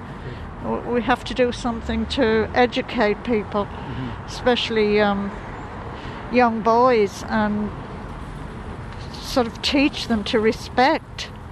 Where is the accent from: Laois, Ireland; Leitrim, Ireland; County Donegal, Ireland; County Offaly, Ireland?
County Offaly, Ireland; Tullamore; I'm from Tullamore.